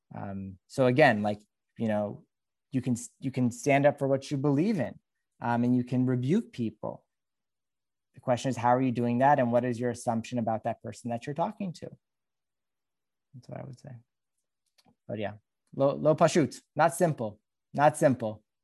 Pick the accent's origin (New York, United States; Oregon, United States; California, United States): California, United States; Los Angeles; I'm from Los Angeles